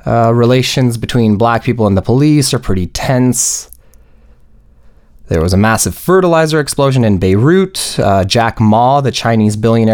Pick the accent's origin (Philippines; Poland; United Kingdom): Poland; now in Canada; Also, I grew up in Poland and suburban Canada, which are both, what's the term? White AF.